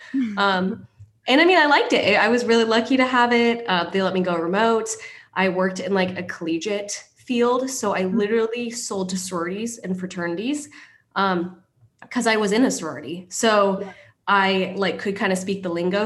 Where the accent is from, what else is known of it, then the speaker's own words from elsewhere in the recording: Kent, Washington, United States; moved away as an adult; now in Huntington Beach, United States; I grew up in Seattle, Washington to be specific, Kent, Washington.